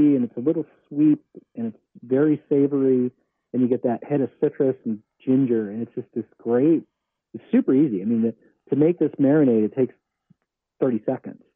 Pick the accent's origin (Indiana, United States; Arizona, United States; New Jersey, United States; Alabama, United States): New Jersey, United States; now in California, United States; I'm from New Jersey